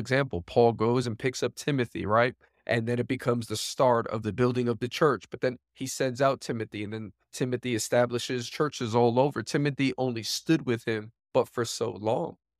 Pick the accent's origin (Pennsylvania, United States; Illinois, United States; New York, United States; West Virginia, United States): New York, United States; New York City; I am born and raised New York, born and raised in Queens, New York